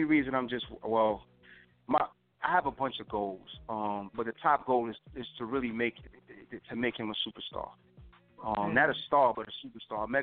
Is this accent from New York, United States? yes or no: yes; New York City, New York, United States; I came about in Harlem. I'm from Harlem